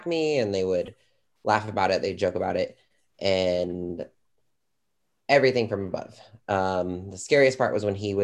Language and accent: English; California, United States; I am from California.